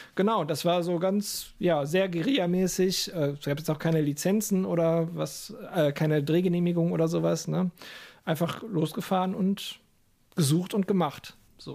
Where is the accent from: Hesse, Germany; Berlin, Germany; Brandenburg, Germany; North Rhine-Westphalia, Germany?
North Rhine-Westphalia, Germany; Lower Rhine area; ich komme ja, also wir kommen ja auch aus der Gegend vom Niederrhein, jetzt äh, etwas ländlicher als der Pott, aber es sind 20 Minuten nach Duisburg